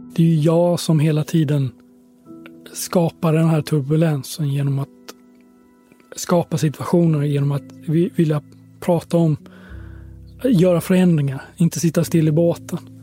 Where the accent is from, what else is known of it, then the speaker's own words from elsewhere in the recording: Sweden; jag kommer från Sverige